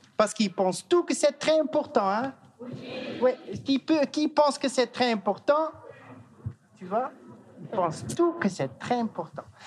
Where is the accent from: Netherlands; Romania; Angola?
Netherlands; French is a second language; je viens de la Hollande. Euh, je suis hollandais parce que je viens de la Hollande.